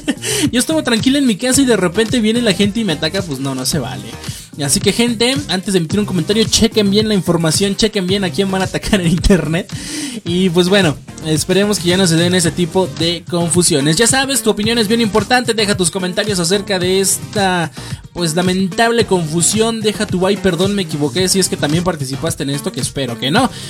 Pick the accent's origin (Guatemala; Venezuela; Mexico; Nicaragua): Mexico; como buenos mexicanos